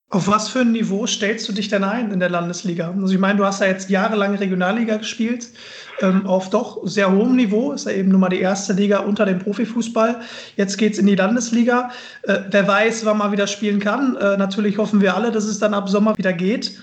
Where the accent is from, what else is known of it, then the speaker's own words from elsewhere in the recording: Mülheim an der Ruhr, North Rhine-Westphalia, Germany; moved away as an adult; now in Düsseldorf, Germany; in Müller bei der Ruhr in meiner Heimat